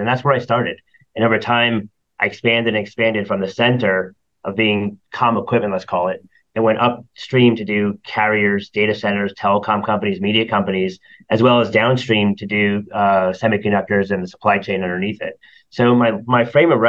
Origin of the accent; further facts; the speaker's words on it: Toms River, New Jersey, United States; I grew up in New Jersey, near the beach, Seaside Heights, Tom's River